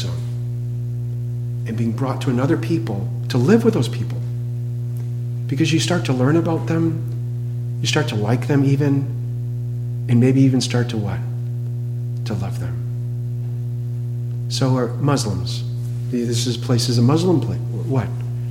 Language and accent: English; New England, United States; moved away; I grew up in New England